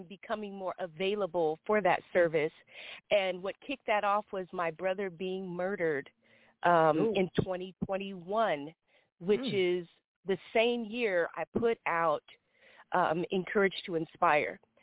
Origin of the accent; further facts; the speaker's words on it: Sacramento, California, United States; moved away as an adult; also born or lived in Oakland, California; now in Los Angeles, United States; So right now I'm in Los Angeles, California, but I am from Sacramento, California